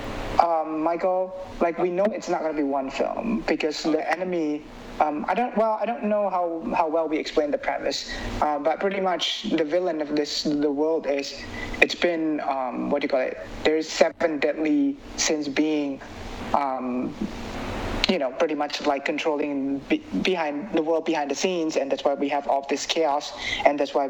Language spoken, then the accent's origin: English; Indonesia; moved away; I grew up in Indonesia.